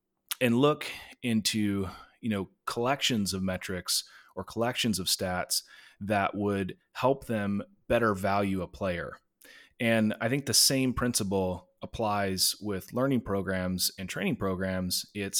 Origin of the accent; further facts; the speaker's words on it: China; I grew up overseas in China and went to an international school.